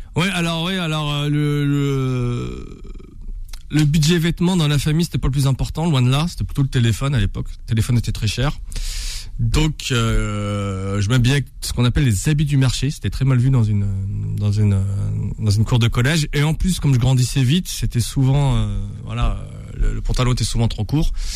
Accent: Bondy, Île-de-France, France; C'est là où je suis né, c'est là où j'ai grandi.

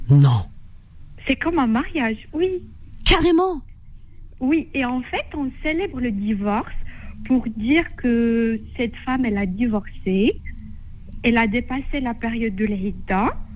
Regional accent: Morocco; je suis marocaine.

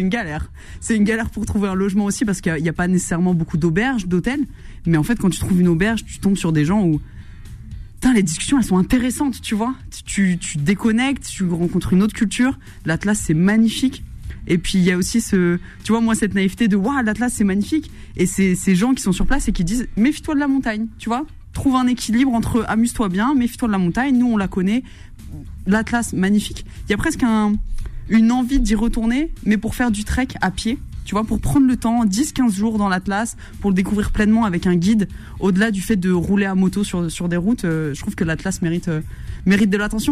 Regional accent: Verdun, Grand Est, France; moved away; je suis originaire de Lorraine plus précisément de Meuse. J'ai grandi à Verdun

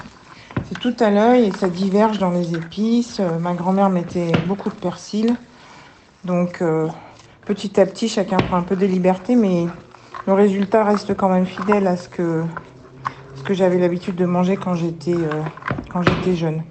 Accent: France; Je suis née en France, d'un père français qui a été à l'école arménienne

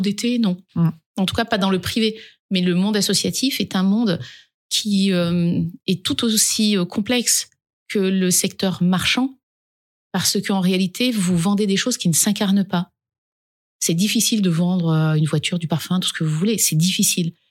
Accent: a village in the Dauphiné, Auvergne-Rhône-Alpes, France; Je suis pas née dans les quartiers. Je viens d'un village du Dauphiné.

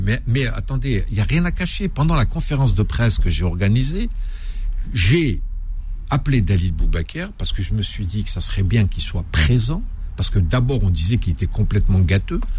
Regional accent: Algeria; moved away as an adult; also born or lived in Algiers; now in Paris, France; j'étais à la fois algérien et français

